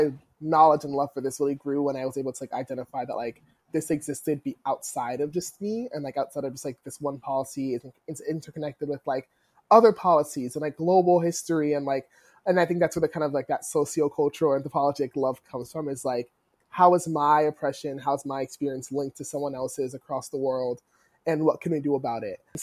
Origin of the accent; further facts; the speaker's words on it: New Jersey, United States; I grew up in South Jersey